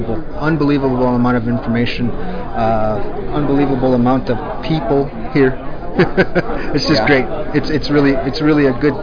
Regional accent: North Dakota, United States; moved away as an adult; also born or lived in Pittsburgh, Pennsylvania; now in Greensburg, United States; Because I'm from North Dakota originally. I've been in Pittsburgh for going on 4 years now

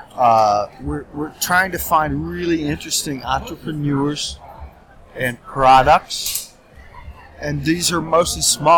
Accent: Indiana, United States; now in Poland; Indiana. I'm from Indiana originally.

